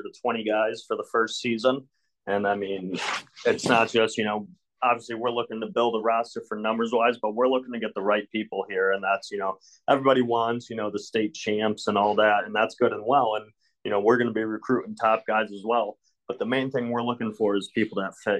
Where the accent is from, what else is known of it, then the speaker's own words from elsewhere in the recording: Windsor, New York, United States; moved away as an adult; also born or lived in Tampa, Florida / Adrian, Michigan / Oneonta, New York; I grew up in Windsor